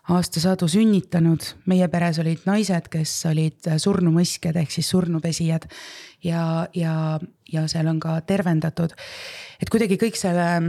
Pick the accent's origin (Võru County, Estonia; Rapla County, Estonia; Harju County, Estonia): Võru County, Estonia; Võromaa; also born or lived in Setomaa / Mulgimaa / Tartumaa; minu esimesed eluaastad ma kasvasin oma Võromaa vanaemaga